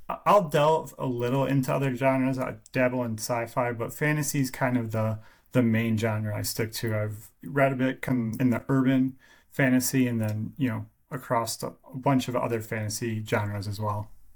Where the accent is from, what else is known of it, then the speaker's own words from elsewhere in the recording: Michigan, United States; I am from Michigan